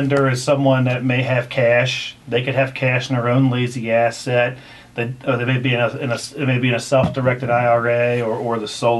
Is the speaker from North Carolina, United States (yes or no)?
no; Ohio, United States; moved away as an adult; now in Kentucky, United States; Well, I grew up in Ohio, but live in Kentucky.